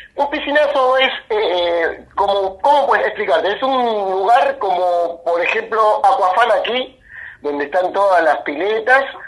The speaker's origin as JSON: {"language": "Spanish", "country": "Argentina", "said": "yo soy argentino"}